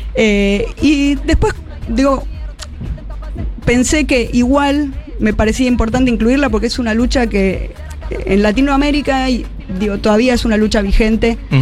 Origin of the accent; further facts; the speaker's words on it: Tucumán, Argentina; moved away as an adult; now in Buenos Aires, Argentina; yo nací en Tucumán y viví ahí hasta los 18 años